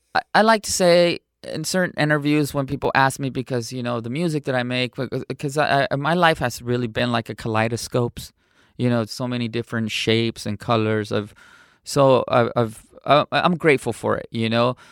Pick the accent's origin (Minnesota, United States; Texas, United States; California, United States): California, United States; San Diego; also born or lived in Cotija, Michoacán, Mexico; I was smuggled in. And, um, I was raised in San Diego, California